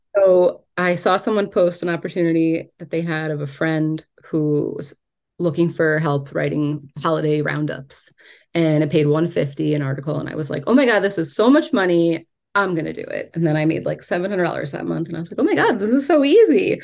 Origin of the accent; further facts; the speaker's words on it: New York, United States; I am from New York